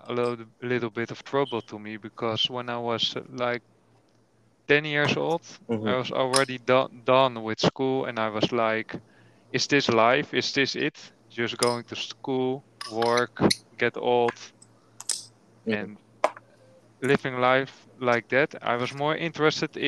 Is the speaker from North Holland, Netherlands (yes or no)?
no; Almere, Flevoland, Netherlands; English is a second language; In Almere, nearby Amsterdam, 25 minutes driving. That's why I'm born and raised